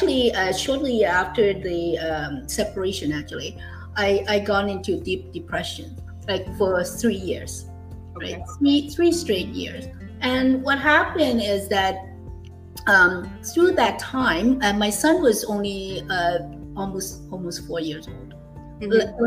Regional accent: Hong Kong; moved away as an adult; now in Canada; I actually was born and raised in Hong Kong. I finished high school, I came to Canada for higher education for university

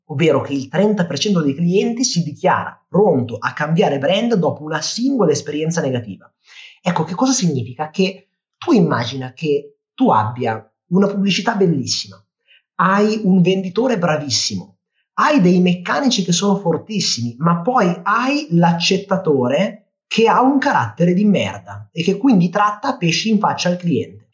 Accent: Milan, Lombardy, Italy; io sono di Milano

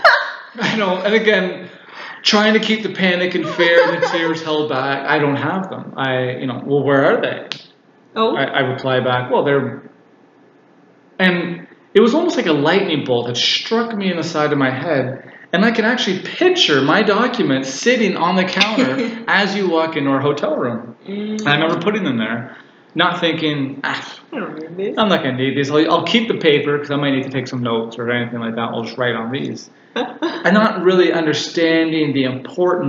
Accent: Canada; I'm Canadian

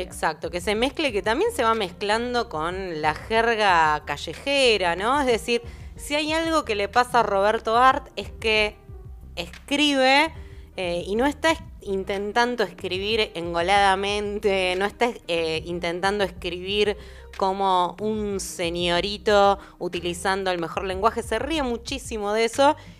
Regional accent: Argentina; como argentinas, argentinos y argentines

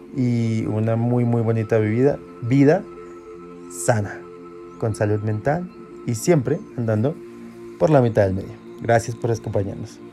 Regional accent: Colombia; lo estamos haciendo desde Colombia, somos colombianos

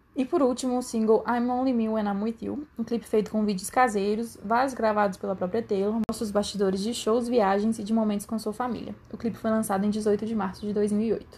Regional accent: Brazil; eu sou brasileira

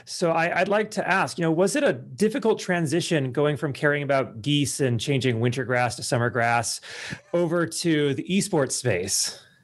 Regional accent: California, United States; also born or lived in Ohio; now in Las Vegas, United States; I grew up in California. I live in Las Vegas now.

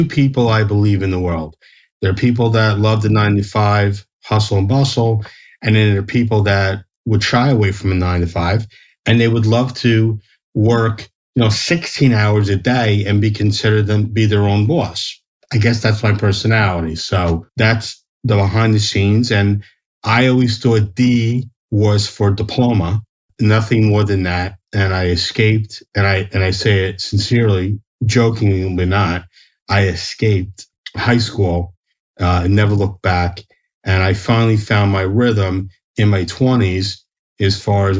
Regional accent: New Jersey, United States; I'm born and raised in New Jersey

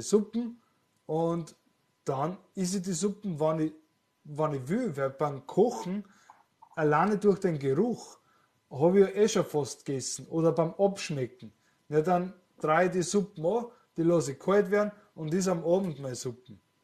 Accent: Austria; was ich wahrnehme als Österreicher

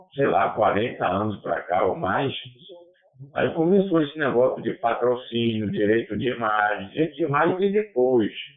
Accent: Salvador, Bahia, Brazil; Aqui na minha terra mesmo tem, tem o pessoal do pagode, do axé music

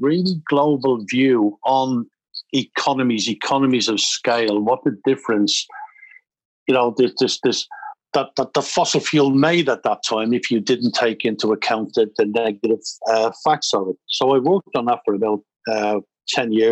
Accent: Dublin, Leinster, Ireland; moved away as an adult; also born or lived in Canada; I grew up in Dublin, left school at 15

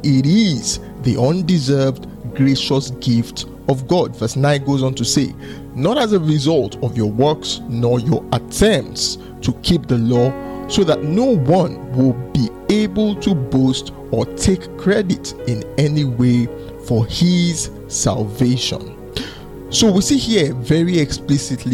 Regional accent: Lagos, Nigeria; I grew up in Oshodi, so I lived a lot of my life in Oshodi

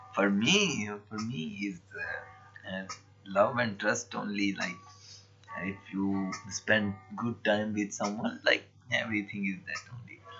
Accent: Pakistan; I'm from Pakistan

